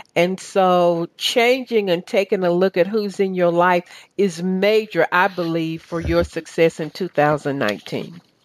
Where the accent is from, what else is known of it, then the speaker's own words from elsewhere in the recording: Chattanooga, Tennessee, United States; accent: southern; now in Atlanta, United States; We're from the same city